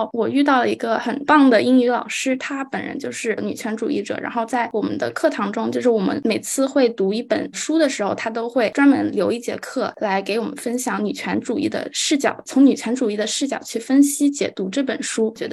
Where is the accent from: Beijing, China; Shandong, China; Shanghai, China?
Shanghai, China; 呃，我来自上海，我在上海中学国际部读书，今年十一年级。